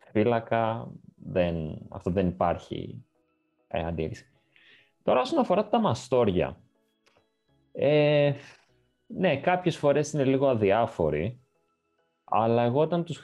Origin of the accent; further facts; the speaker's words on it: Greece; Και το λέω αυτό γιατί σαν Έλληνες είμαστε λίγο. Ε, είναι ξένο αυτό προς εμάς.